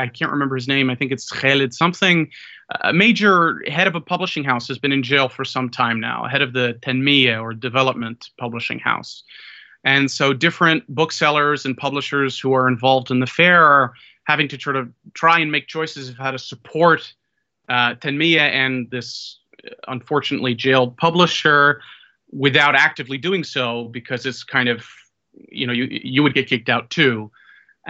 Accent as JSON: {"language": "English", "country": "United States", "said": "as an American male"}